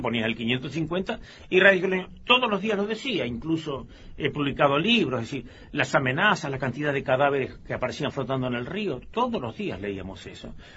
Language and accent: Spanish; Mercedes, Corrientes, Argentina; moved away; also born or lived in La Plata, Buenos Aires; yo soy de Mercedes Corrientes